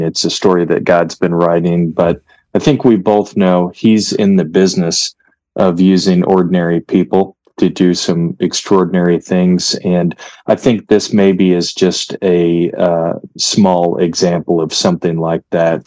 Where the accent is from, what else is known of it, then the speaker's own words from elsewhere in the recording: United States; I'm an American